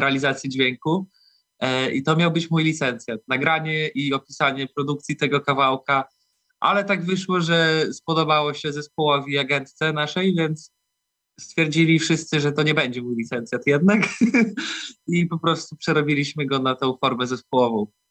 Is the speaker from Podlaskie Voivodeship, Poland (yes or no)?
yes; Białystok, Podlaskie Voivodeship, Poland; jesteśmy z Białego Stoku, albo okolic wszyscy